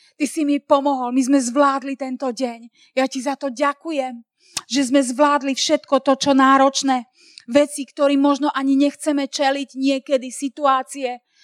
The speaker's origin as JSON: {"language": "Slovak", "country": "Slovakia", "said": "sme zo Slovenska"}